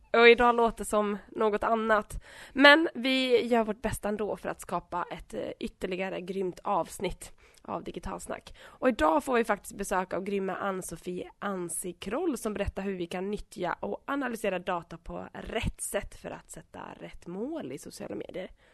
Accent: Åland, Åland Islands; now in Vimmerby, Sweden; jag kommer från Finland. Jag är tvåspråkig och uppvuxen på Åland

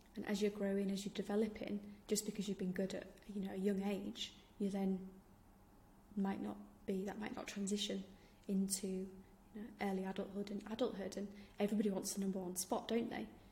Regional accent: Yorkshire and the Humber, United Kingdom; I'm from Yorkshire, in case you didn't realise from my accent.

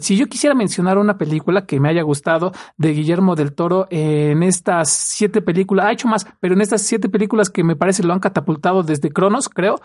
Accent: Mexico; los mexicanos lo amamos

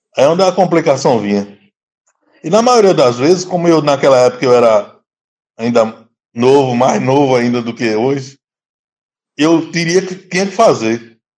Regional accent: Juazeiro, Bahia, Brazil; moved away as an adult; now in Gambia; eu sou da, da Bahia, Juazeiro. Hã? me formei em, em Juazeiro mesmo

